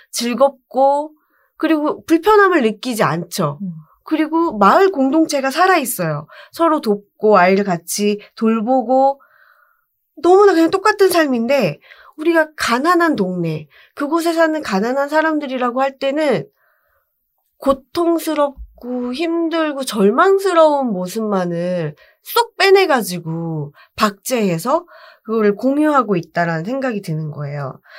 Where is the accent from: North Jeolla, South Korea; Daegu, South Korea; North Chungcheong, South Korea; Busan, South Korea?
Busan, South Korea; moved away; 저는 관광특구 해운대에 그 유람선 선착장 근처에 있는 아파트